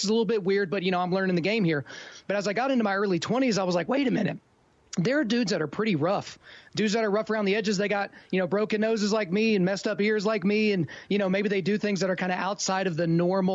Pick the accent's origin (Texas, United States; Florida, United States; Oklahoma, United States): Oklahoma, United States; I'm from Oklahoma